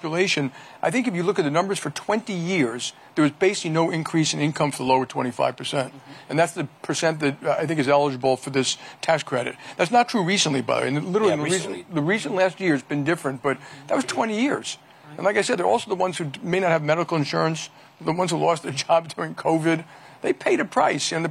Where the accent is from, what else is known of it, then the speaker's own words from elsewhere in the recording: New York, United States; I'm a New Yorker